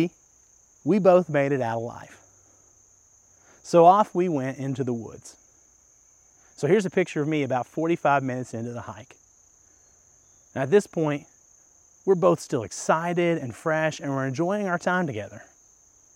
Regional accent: Kentucky, United States; moved away; Kentucky's my home state

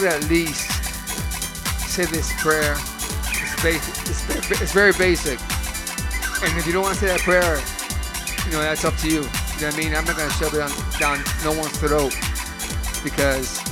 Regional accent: Lorain, Ohio, United States; moved away; also born or lived in Florida; my hometown, South Lorraine

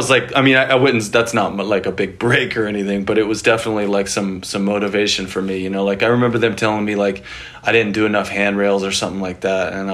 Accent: Anchorage, Alaska, United States; also born or lived in Mississippi; So I was raised in Anchorage, Alaska. I was born up there. I moved around a lot when I was younger.

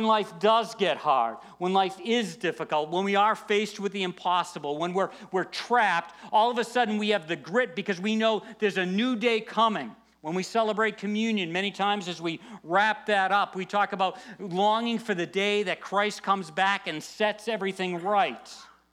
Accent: United States; we're born in the USA

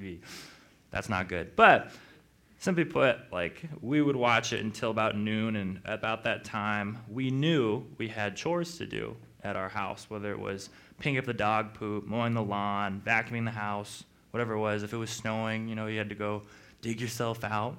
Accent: Missoula, Montana, United States; I grew up in Missoula, went to Montana State as a teacher

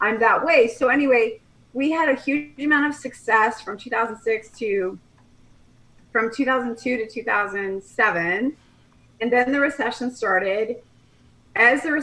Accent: Colorado, United States; moved away as an adult; also born or lived in Nebraska; now in Kelowna, Canada; I'm from Colorado. I grew up in Colorado, went to school in Nebraska, met my husband in graduate school

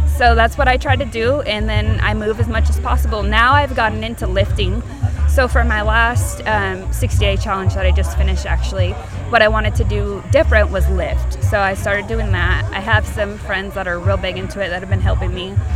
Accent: Oregon, United States; also born or lived in California; now in Tennessee, United States; I'm from Oregon and then I moved to California and then I moved to Tennessee.

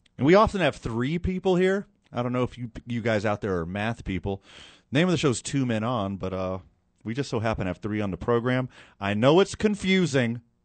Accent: Houston, Texas, United States; born or raised there; now in Albuquerque, United States

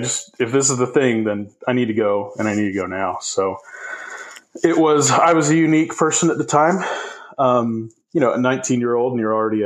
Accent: Arizona, United States; also born or lived in Provo, Utah; I grew up in Arizona. So I was born in Provo

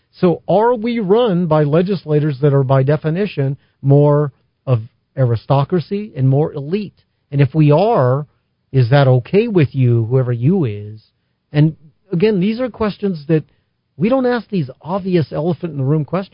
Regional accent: Albuquerque, New Mexico, United States; I came from South Broadway and my mother was dead and all that, growing up in that blighted area

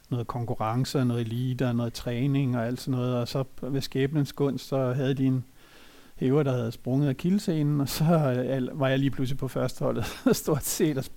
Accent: Copenhagen, Capital Region of Denmark, Denmark; jeg er født og opvokset i København i Brøndshøj

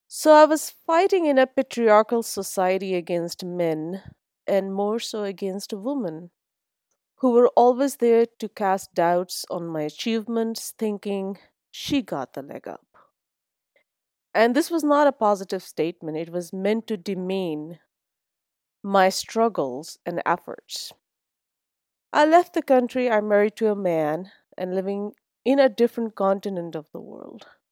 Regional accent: Islamabad, Islamabad Capital Territory, Pakistan; moved away; also born or lived in Bahawalpur, Punjab, Pakistan; I was born in Pakistan, Bahawalpur, the South Punjab. Was few months old when my father's job brought us to Islamabad. and then it became our home place

